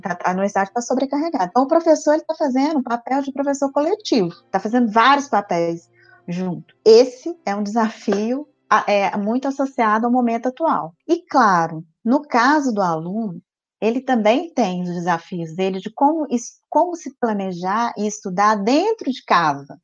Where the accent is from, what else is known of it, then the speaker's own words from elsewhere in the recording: Viçosa, Minas Gerais, Brazil; Interior de Minas, de Viçosa